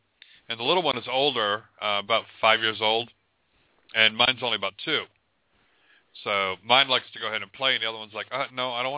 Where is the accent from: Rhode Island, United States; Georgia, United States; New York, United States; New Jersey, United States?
Rhode Island, United States; moved away; I'm from Rhode Island originally.